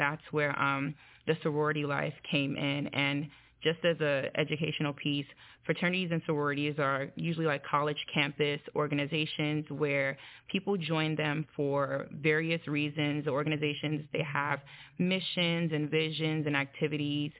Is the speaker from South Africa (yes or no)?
no; Nigeria; I'm Nigerian